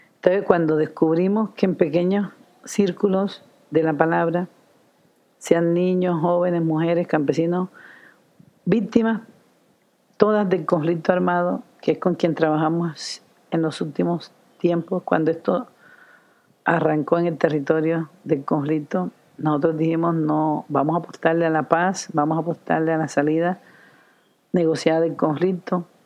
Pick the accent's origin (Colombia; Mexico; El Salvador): Colombia; El Carmen de Bolívar, Bolívar; Yo soy nacida en Colombia, en el norte de Colombia, en una región que se llama Los Montes de María, Carmen de Bolívar. Ahí nací de una familia de ancestros campesinos